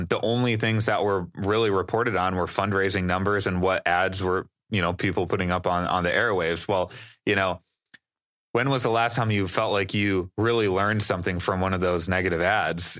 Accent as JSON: {"language": "English", "region": "Wisconsin", "country": "United States", "tie": "born or raised there", "said": "not only is that my home state"}